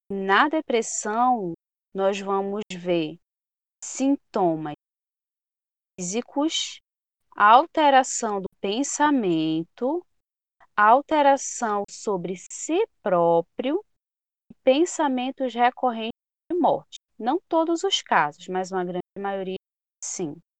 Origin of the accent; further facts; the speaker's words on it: Pará, Brazil; Sou do Pará, é, sou da região aqui norte do Brasil.